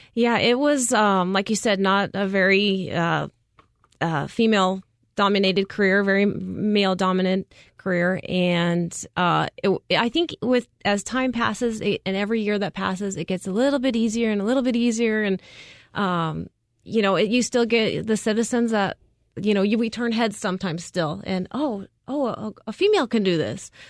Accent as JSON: {"language": "English", "town": "Prescott", "region": "Arizona", "country": "United States", "tie": "born or raised there", "lives_now": "Phoenix, United States", "said": "I grew up in Prescott, Arizona"}